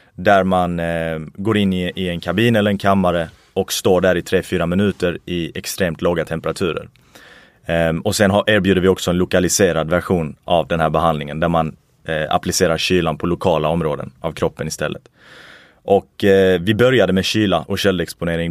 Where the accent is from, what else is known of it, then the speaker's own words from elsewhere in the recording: Sweden; mina föräldrar kommer faktiskt från Irak. Jag föddes i Sverige